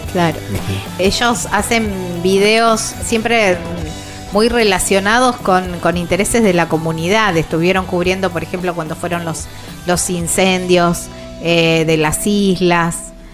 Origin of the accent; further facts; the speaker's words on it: Villa Constitución, Santa Fe, Argentina; son de mi ciudad